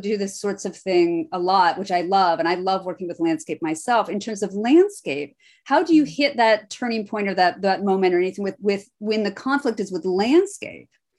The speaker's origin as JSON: {"language": "English", "region": "Iowa", "country": "United States", "tie": "born or raised there", "said": "I'm born and bred in Iowa"}